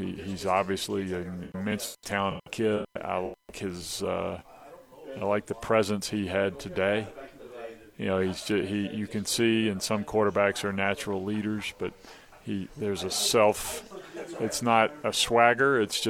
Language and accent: English; Mobile, Alabama, United States; Mobile, Alabama.